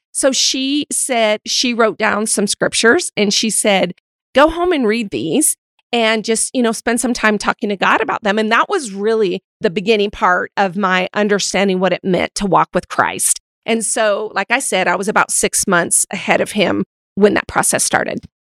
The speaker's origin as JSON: {"language": "English", "region": "Montana", "country": "United States", "tie": "born or raised there", "also_born_or_lived": "Utah", "moved": "yes", "said": "growing up in Montana and then living in Utah for six years, I'm obviously more rooted historically in a Western culture."}